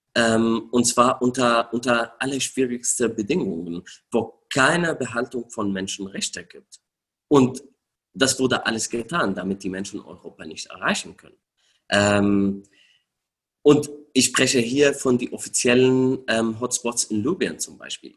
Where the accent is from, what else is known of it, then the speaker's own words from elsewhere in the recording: Syria; German is a second language; moved away as an adult; now in Germany; ich bin in Syrien geboren, dort aufgewachsen